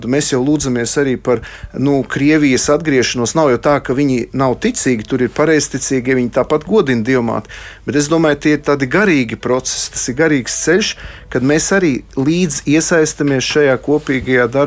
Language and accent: Latvian; Salaspils, Salaspils Municipality, Latvia; tā kā es nāku no Salaspils, kas ir rožkroņa karalienes draudzes, to karogu tagad turu ļoti augstu